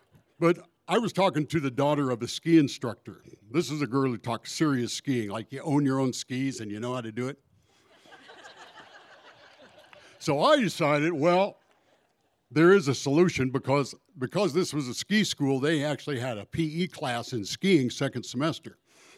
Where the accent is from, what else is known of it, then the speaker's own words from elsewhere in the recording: Alaska, United States; I said, of course I ski. I'm from Alaska. We do all that snow stuff.